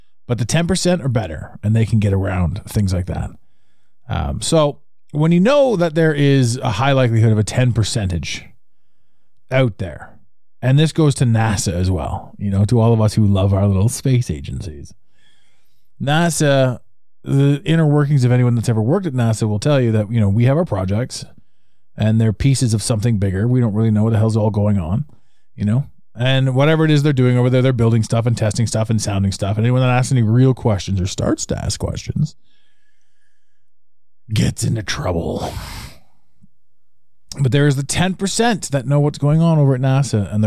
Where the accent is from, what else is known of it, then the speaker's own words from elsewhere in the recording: Ottawa, Ontario, Canada; my hometown of Ottawa, Canada